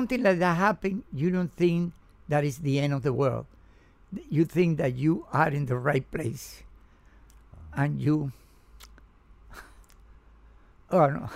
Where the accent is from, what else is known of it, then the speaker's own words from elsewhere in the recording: Cuba; English is a second language; also born or lived in New York / California; now in Miami, United States; I came from Cuba